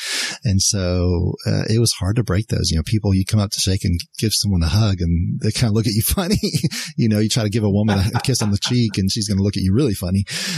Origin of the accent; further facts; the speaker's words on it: Mexico City, Mexico; So, and I grew up in Mexico City. Mexico City at the time was the largest city by population in the world.